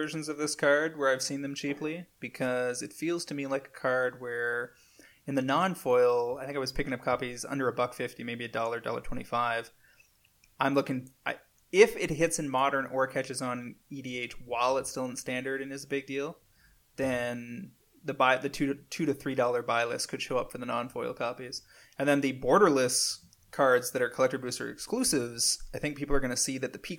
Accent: Canada; Do you guys have coffee? I'm from Canada and I can't find it important.

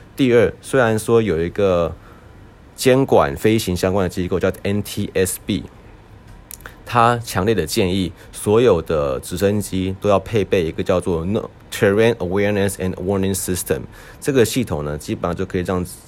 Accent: Taiwan; 身为一个台湾人

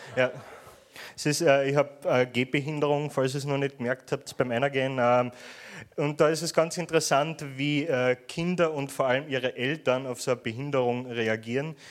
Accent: Vienna, Austria; accent: Viennese; ich komme aus Wien, äh, der Stadt des morbiden Humors

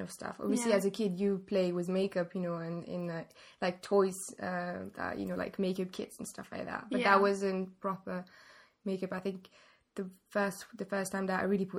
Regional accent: Paris, Île-de-France, France; also born or lived in England; I was born here. I'm from Paris.

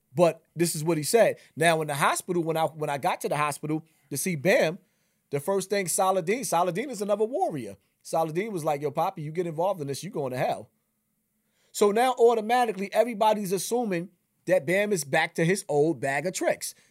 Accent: New York City, New York, United States; I'm from Bronx River

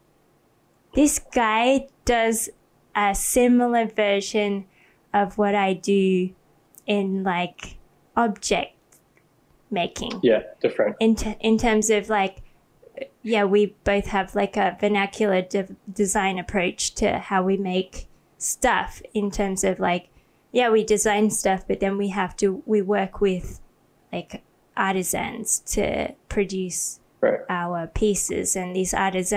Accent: Australia; moved away as an adult; also born or lived in Sydney, Australia; now in Thailand; then I moved to Australia

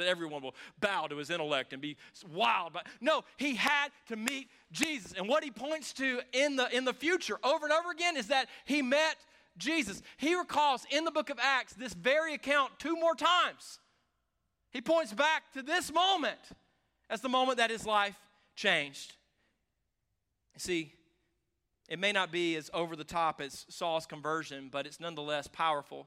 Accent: the South, United States; I grew up around this in the South

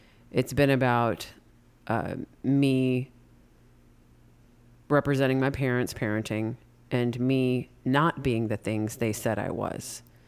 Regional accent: United States; accent: American; it wouldn't matter even if I was fluent, you'd make fun of my American accent.

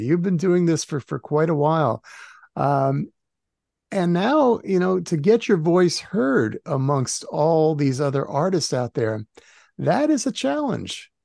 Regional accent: New Jersey, United States; I grew up in New Jersey

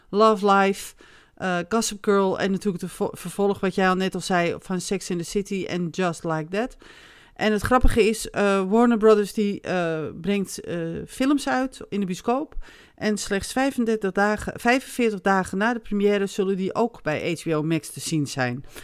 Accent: Netherlands; En daar houden wij van als Nederlander.

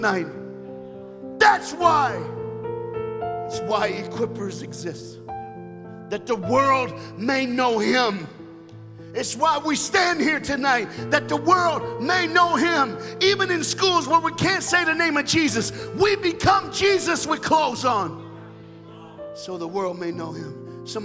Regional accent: United States; I'm an American

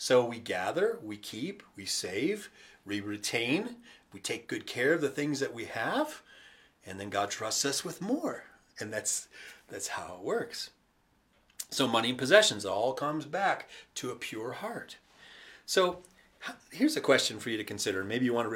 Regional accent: United States; I'm an American

